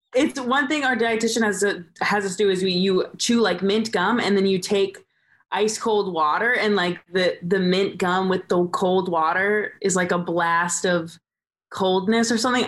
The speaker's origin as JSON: {"language": "English", "region": "Southern California", "country": "United States", "said": "we're from Southern California"}